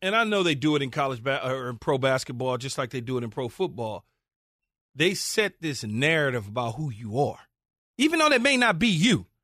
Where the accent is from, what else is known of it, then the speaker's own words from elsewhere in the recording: California, United States; growing up in California and being there